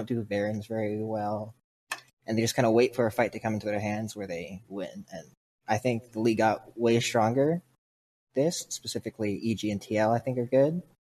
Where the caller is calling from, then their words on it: Delray Beach, Florida, United States; I'm calling from Delray Beach, Florida.